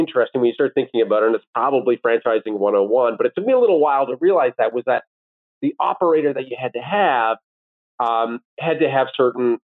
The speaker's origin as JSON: {"language": "English", "town": "Owen Sound", "region": "Ontario", "country": "Canada", "tie": "born or raised there", "also_born_or_lived": "Washington, D.C.", "moved": "as an adult", "lives_now": "Toronto, Canada", "said": "Both my wife and I grew up in Owen Sound."}